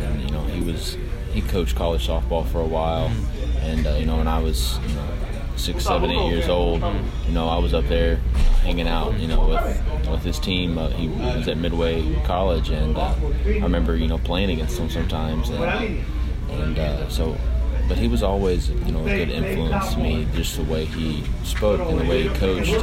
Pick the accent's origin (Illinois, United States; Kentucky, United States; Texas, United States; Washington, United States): Kentucky, United States; Frankfort; I grew up in Frankfort, not that big of a town, back home